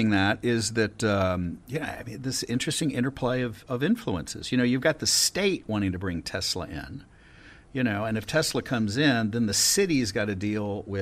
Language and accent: English; Galveston, Texas, United States; also born or lived in Houston; We moved around an awful lot, and I was born primarily, raised primarily in Galveston, and then lived on my own in different places.